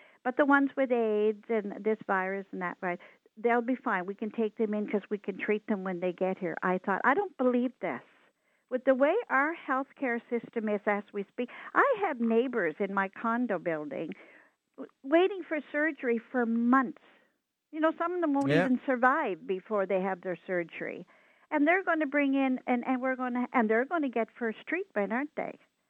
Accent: Nova Scotia, Canada; moved away; I come from Nova Scotia

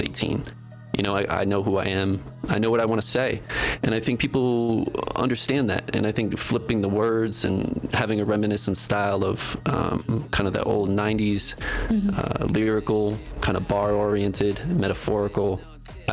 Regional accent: East Coast, United States; now in Denver, United States; I come from the East Coast

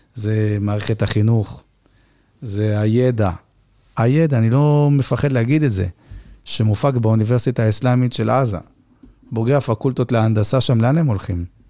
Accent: Haifa, Haifa District, Israel; אני חיפאי

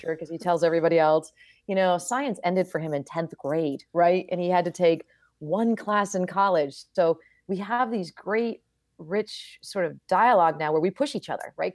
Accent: Vermont, United States; moved away as an adult; I grew up in Vermont.

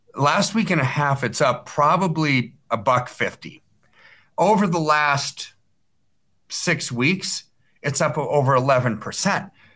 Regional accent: United States; I'm an American

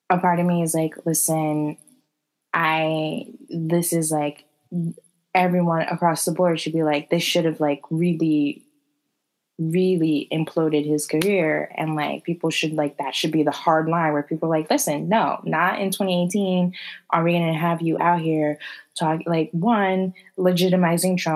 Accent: Bronx, New York, United States; I'm from the Bronx.

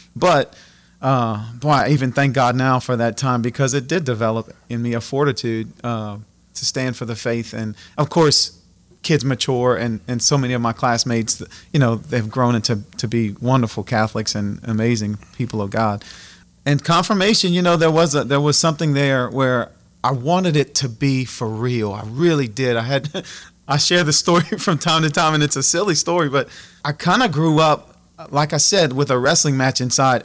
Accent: Abbeville, Louisiana, United States; I'm born and raised in Abbeville, um, you know, right here in the, in the heart of Acadiana.

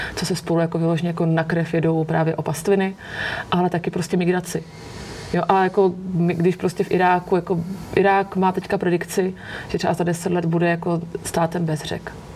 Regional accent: Olomouc, Olomouc Region, Czechia; já jsem holka z Olomouce, my jsme měli v Olomouci celý roky jako jednoho Černocha

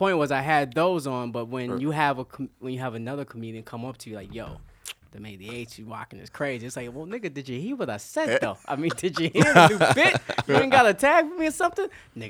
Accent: Yonkers, New York, United States; I'm Uptown. I'm way Uptown. I'm Yonkers.

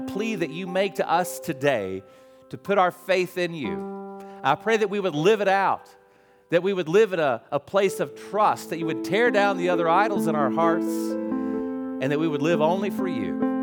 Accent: West Virginia, United States; moved away; I'm West Virginia

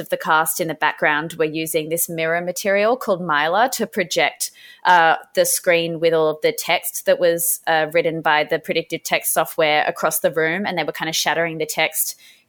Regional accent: Sydney, New South Wales, Australia; But originally I am from Sydney, the Gadigal clan of the Eora Nation is the land from where I'm from.

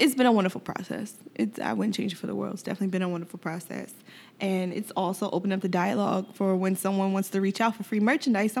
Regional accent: Yonkers, New York, United States; I'm definitely from Yonkers, New York

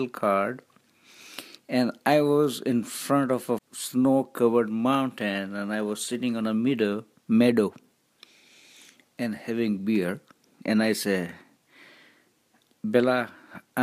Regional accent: Dhoraji, Gujarat, India; moved away as an adult; also born or lived in Manali; now in United States; I'm from Doraji

